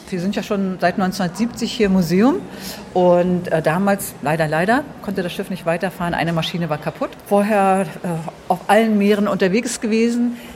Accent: Rostock, Mecklenburg-Vorpommern, Germany; Ich als Rostocker

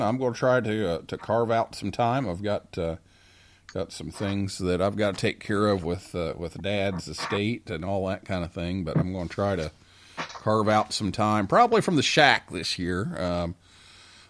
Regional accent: Vincennes, Indiana, United States; moved away; my hometown, Vincennes, Indiana

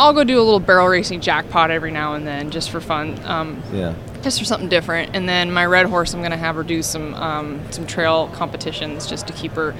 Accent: Spokane, Washington, United States; I'm from Spokane, Washington.

